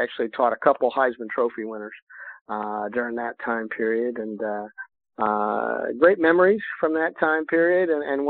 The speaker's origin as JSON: {"language": "English", "town": "Syracuse", "region": "New York", "country": "United States", "also_born_or_lived": "Miami, Florida", "moved": "as an adult", "said": "Well, I was from Syracuse, New York originally, and I went down to the University of Miami"}